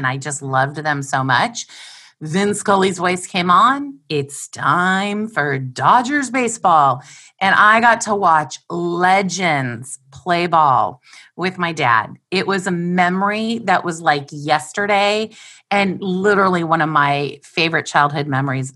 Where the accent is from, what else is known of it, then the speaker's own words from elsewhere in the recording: La Crescenta, California, United States; I was born and raised in La Crescenta, California.